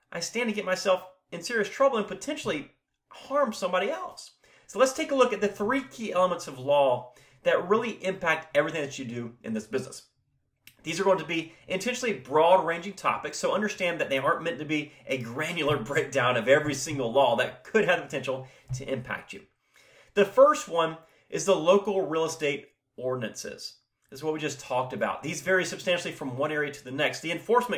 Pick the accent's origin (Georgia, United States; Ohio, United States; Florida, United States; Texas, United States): Florida, United States; I'm located in Florida, born and raised here